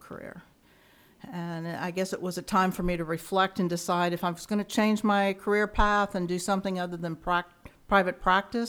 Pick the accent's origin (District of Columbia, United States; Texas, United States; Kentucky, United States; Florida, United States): Kentucky, United States; Ashland; moved away as an adult; now in Arizona, United States; I grew up in a small town called Ashland, Kentucky